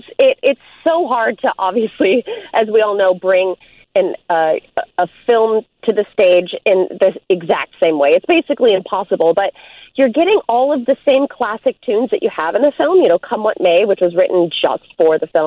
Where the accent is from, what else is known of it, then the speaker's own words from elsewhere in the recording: Chicago, Illinois, United States; I'm coming from Lakeview, so I'm in the hood. I'm a Chicago local.